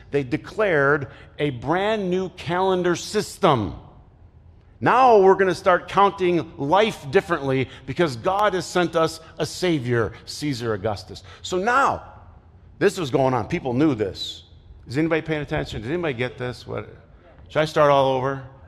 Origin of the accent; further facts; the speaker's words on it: Flint, Michigan, United States; I played basketball growing up in Flint